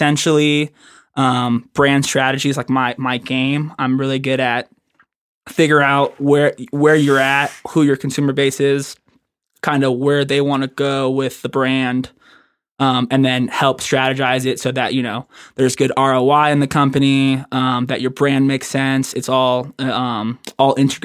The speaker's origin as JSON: {"language": "English", "town": "Las Vegas", "region": "Nevada", "country": "United States", "tie": "born or raised there", "also_born_or_lived": "Reno", "said": "I'm born and raised in Las Vegas."}